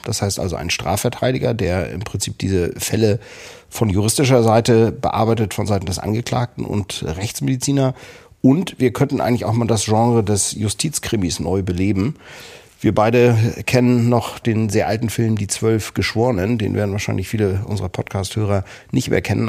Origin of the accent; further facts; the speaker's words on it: Kiel, Schleswig-Holstein, Germany; Wir stammen beide aus Kiel